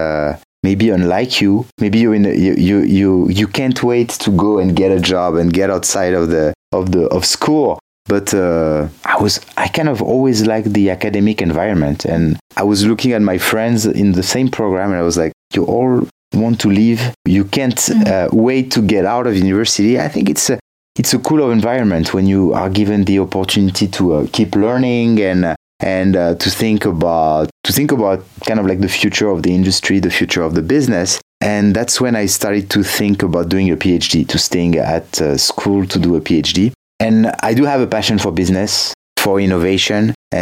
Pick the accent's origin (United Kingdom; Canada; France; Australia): France; now in Valencia, Spain; I come from France originally, and I work at Berklee in Valencia